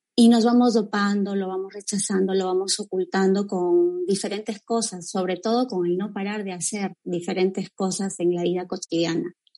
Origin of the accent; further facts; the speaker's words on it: Cajamarca, Peru; now in Trujillo, Peru; yo estoy desde Trujillo, raíz con Trujillo, pero bueno, nací en, en Cajamarca, es la sierra peruana